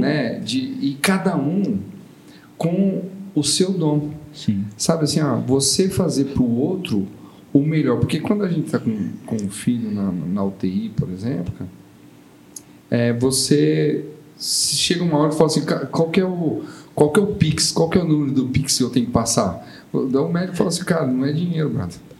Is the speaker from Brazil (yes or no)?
yes; São Paulo, Brazil; eu sou de São Paulo